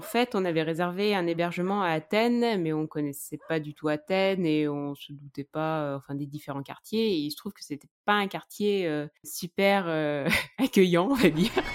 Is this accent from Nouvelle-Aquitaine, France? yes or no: yes; Charente, near Angoulême, Nouvelle-Aquitaine, France; Je viens de Charente, un petit village près d'Angoulême